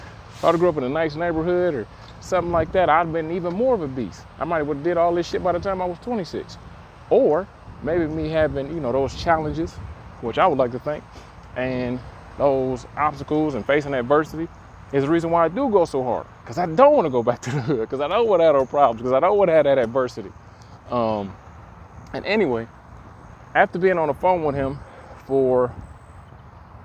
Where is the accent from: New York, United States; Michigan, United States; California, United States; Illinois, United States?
Michigan, United States; Detroit; I'm from Detroit, and the neighborhood I grew up